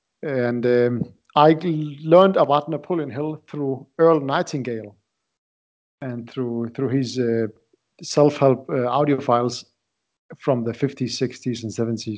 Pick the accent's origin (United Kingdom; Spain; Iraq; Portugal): Iraq; English is a second language; moved away as an adult; now in Denmark; I live in Denmark. I came from Iraq. I moved to Denmark in 2004. So I have been living here for quite time, 16 years already.